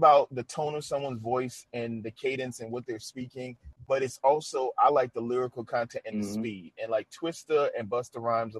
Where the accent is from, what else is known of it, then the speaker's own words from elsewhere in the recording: New Orleans, Louisiana, United States; He's from my home city. I'm from New Orleans